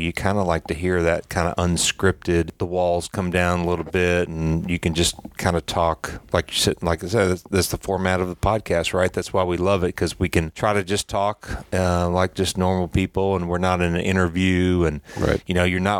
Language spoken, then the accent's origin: English; Knoxville, Tennessee, United States; now in Atlanta, United States; I grew up in Knoxville, so it wasn't too far away. But, you know, I feel like I'm a, you know, an Atlanta guy now just because I've been here so long.